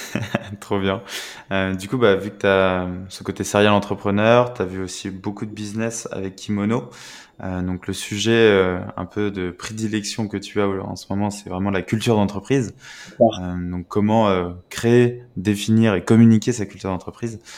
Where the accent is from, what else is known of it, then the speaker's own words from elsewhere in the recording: France; en tant que Français